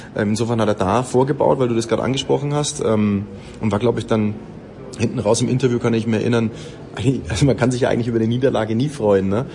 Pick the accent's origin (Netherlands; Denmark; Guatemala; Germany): Germany; Nuremberg, Bavaria; ich bin in Nürnberg tatsächlich geboren, ja, spiele für den ersten FC Nürnberg auch Tennis